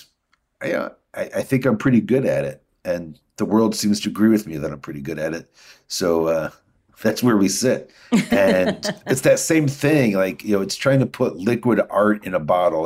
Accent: Midwest, United States; I'm a Midwesterner.

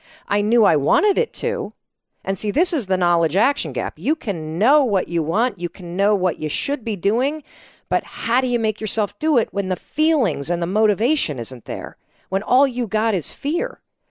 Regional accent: Midwest, United States; That's my drink. I'm from the Midwest, like you.

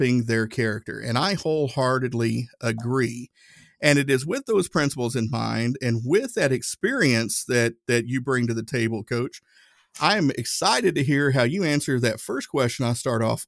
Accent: Tennessee, United States; I grew up Southern Baptist. I'm from Tennessee

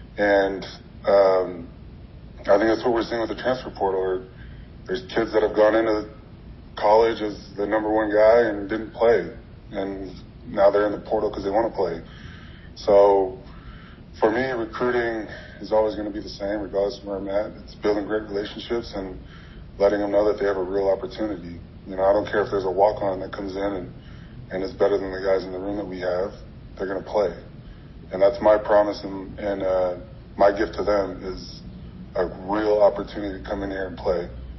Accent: Oceanside, California, United States; So I grew up in Oceanside. Born and raised, and I knew those names, and I knew Colorado because of those names.

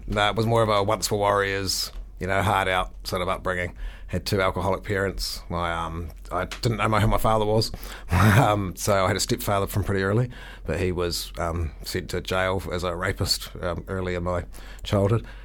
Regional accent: Milton, Otago, New Zealand; I grew up in Milton

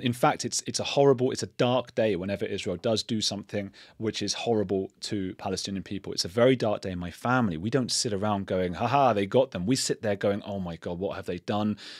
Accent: England, United Kingdom; I'm an English citizen. I've grown up English.

